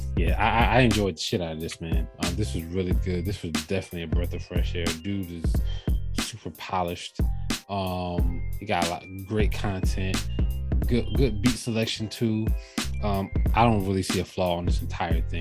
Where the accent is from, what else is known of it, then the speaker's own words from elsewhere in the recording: New Jersey, United States; being from Jersey